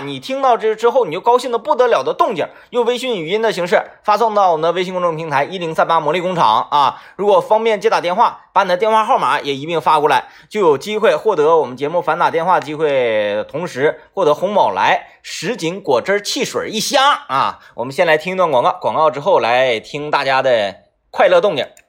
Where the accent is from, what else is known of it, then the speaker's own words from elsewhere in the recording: Northeast China, China; accent: Northeastern dialect; 用咱们东北话讲